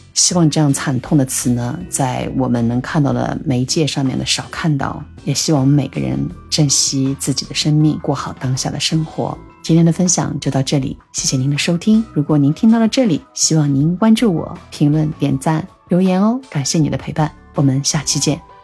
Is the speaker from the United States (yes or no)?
no; China; 我们中国人为什么要过洋节